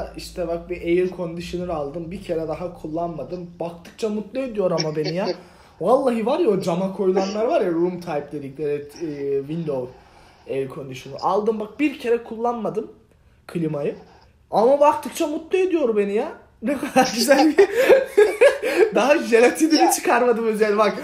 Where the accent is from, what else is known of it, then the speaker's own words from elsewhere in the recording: Ereğli, Zonguldak, Turkey; moved away as an adult; also born or lived in Adana / New York / Sakarya; now in United States; Ereğli'de Zonguldak Ereğli'de büyüdüm ben